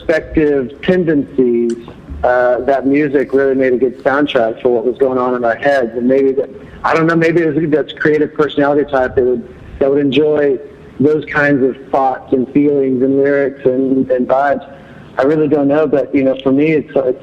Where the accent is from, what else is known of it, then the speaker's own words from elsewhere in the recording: Garland, Texas, United States; I grew up in Garland